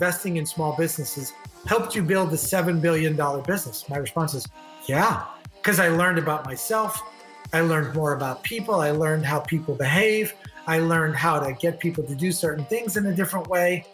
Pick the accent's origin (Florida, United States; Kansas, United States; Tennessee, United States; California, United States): Florida, United States; Miami; also born or lived in Beirut, Lebanon; Grew up in Miami, Florida the whole time